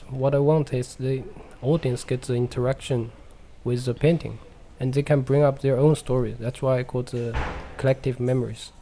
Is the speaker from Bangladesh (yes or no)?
no; China; English is a second language; moved away; in China, in my hometown, we have the one of the biggest dikes in the world